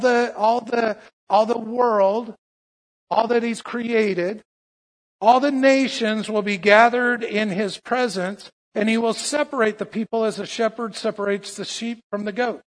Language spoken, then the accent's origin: English; United States; I'm an American Christian